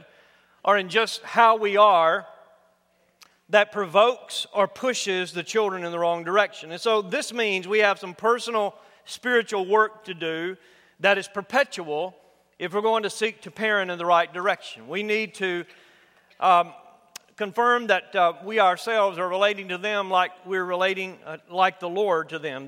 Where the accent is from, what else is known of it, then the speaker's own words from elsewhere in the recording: United States; growing up in the United States, particularly in my generation, I'm a baby boomer